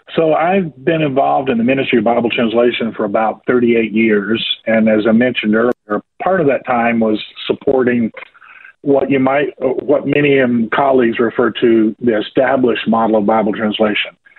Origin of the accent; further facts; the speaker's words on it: Georgia, United States; accent: southerner; I was born and raised here in a state called Georgia, over here on the east, southeast of the United States uh, rural part of the country